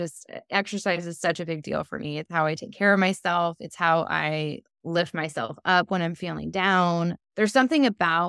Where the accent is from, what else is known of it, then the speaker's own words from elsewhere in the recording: California, United States; And I am solar powered because I'm from California.